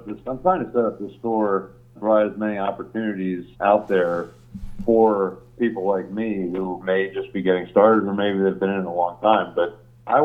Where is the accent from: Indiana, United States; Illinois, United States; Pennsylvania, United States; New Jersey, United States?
Pennsylvania, United States; Hellertown; moved away as an adult; also born or lived in Cedarville, Ohio; I came from Hellertown